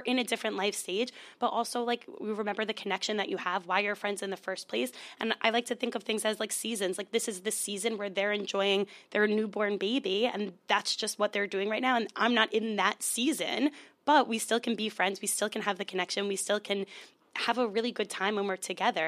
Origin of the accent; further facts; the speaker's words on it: Long Island, New York, United States; I'm from Long Island.